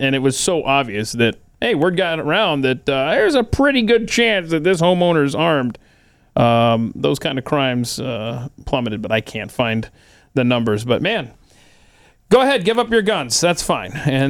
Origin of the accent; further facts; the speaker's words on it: Kennesaw, Georgia, United States; I grew up near Kennesaw, Georgia, a suburb of Atlanta.